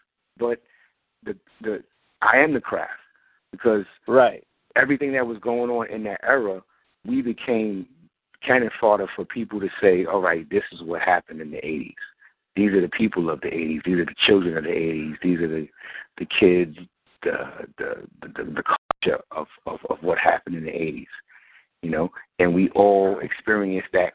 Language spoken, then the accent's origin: English; New York City, New York, United States; I was born and raised in Brooklyn, Bucktown, USA, Bucktown, New York.